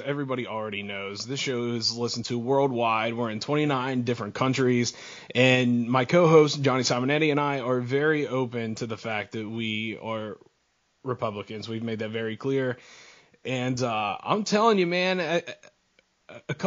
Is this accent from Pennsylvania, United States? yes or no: yes; Pennsylvania, United States; Pennsylvania, my home state